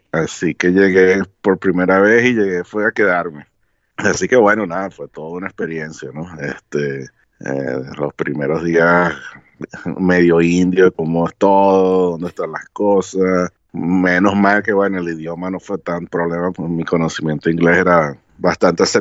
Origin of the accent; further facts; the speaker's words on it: Maracaibo, Zulia, Venezuela; now in Canada; Bueno, imagínate, así como tal, maracucho llegando a Canadá